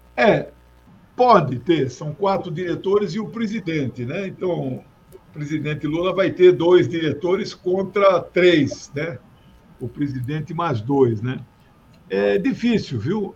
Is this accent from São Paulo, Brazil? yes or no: no; Mato Grosso do Sul, Brazil; moved away; na capital do meu estado natal, que é Mato Grosso do Sul.